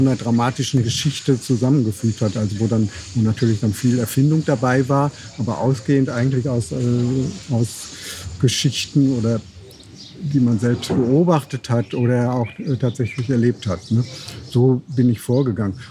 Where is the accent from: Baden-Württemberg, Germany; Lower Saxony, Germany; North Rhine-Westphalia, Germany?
North Rhine-Westphalia, Germany; wir sind ja in Westfalen geboren, ne, nah am Ruhrgebiet